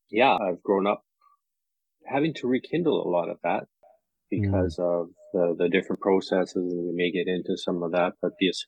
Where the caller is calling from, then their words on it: Canada; I'm coming in from Canada, but also, you know, our people never had those borders.